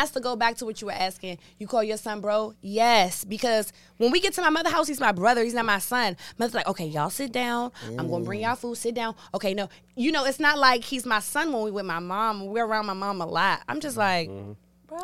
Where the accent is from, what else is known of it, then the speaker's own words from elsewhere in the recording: Washington, District of Columbia, United States; I was born here, raised here, love my city. I'm a D.C. girl for life